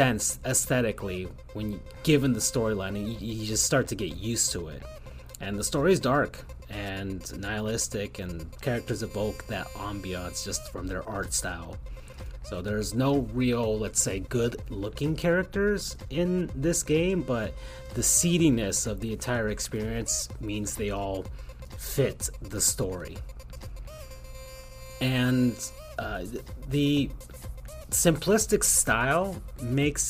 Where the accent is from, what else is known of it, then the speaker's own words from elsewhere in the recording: South Florida, United States; I'm from South Florida